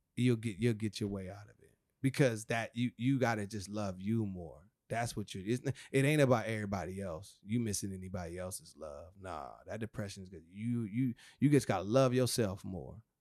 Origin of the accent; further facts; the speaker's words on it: Rialto, California, United States; That's my hometown, Rialto. That's where it all kinda started.